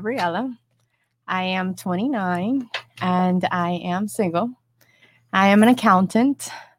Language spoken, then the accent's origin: English; Miami, Florida, United States; And yes, I am from here, from Miami.